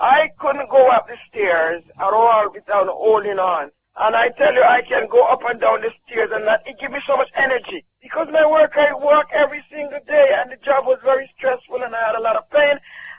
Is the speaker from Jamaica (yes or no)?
yes; Jamaica